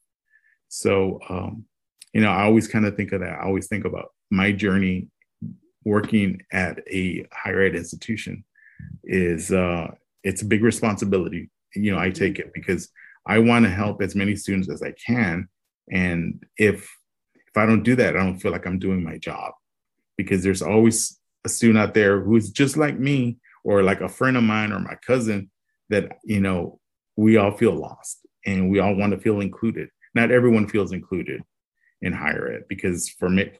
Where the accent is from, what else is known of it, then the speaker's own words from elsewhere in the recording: Robstown, Texas, United States; I said, Robstown